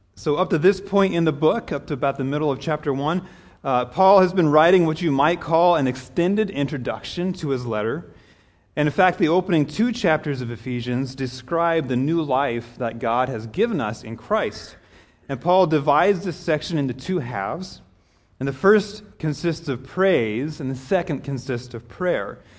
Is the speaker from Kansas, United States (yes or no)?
yes; Kansas, United States; moved away as an adult; also born or lived in Denver, Colorado; I grew up in Kansas